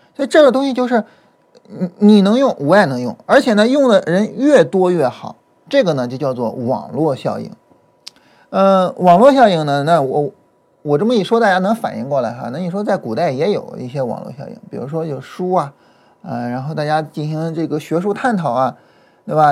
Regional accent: border area of Shandong and Henan, China; 我呢是，呃，出生以及呢长期生活在 山东跟河南就是比较交界的地方。我，我，我家往，呃，我家往南走，我想想啊，那方向，对，是往南走。啊，我家往南走大概走十几公里就到河南

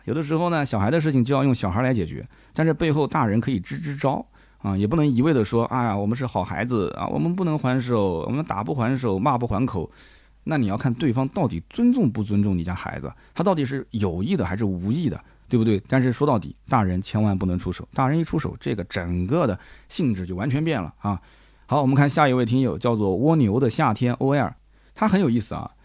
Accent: Nanjing, Jiangsu, China; accent: Nanjing dialect; 我们南京话讲就拿我不吃惊啊

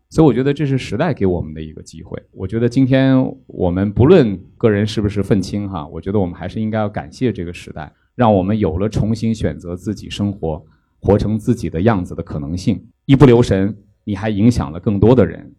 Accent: northern China, China; moved away as an adult; also born or lived in Fuzhou; now in Beijing, China; 我是北方人

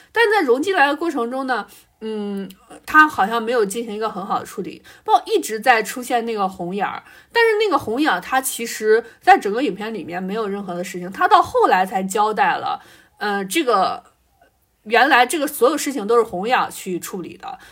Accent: China; 我们中国人

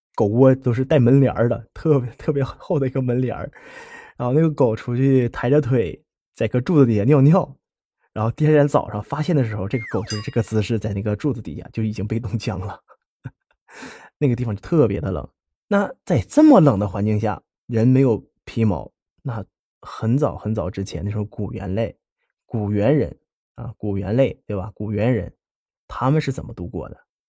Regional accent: Heilongjiang, China; accent: Northeastern Mandarin; 我是在东北出生的嘛，黑龙江那边

